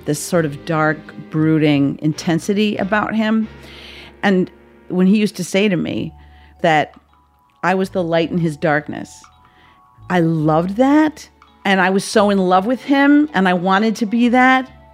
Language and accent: English; Wisconsin, United States; moved away as an adult; also born or lived in Australia / New York; in Wisconsin, where I grew up